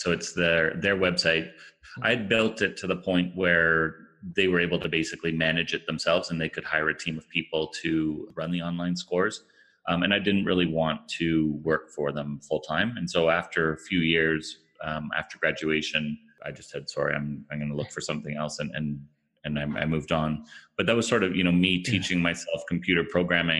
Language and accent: English; Ottawa, Ontario, Canada; also born or lived in Toronto area; I'm originally from Ottawa, Canada, which is home of Shopify. I went to school here, went to high school here